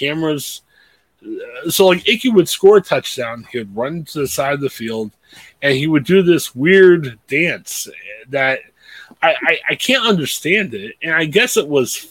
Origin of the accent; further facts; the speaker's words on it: Ohio, United States; We're guys from Ohio